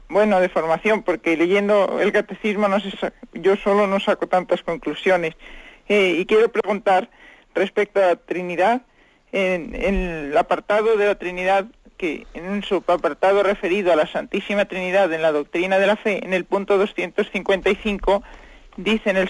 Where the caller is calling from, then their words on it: Salamanca, Castile and León, Spain; de Salamanca.